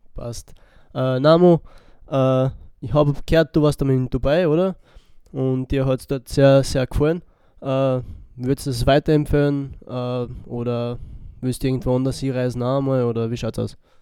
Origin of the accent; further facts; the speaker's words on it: Split, Split-Dalmatia County, Croatia; now in Wels, Austria; nach Split, weil das meine Heimatstadt ist. Ich komme aus Kroatien, bin in Kroatien geboren, in Split